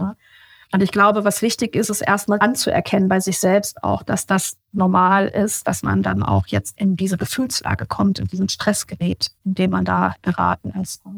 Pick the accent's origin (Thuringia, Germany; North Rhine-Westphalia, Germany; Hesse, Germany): Hesse, Germany; Obertshausen; Ich lebe in der Nähe von Frankfurt, so 20 Kilometer südlich, schon fast an der bayerischen Grenze. Oberzhausen heißt der Ort.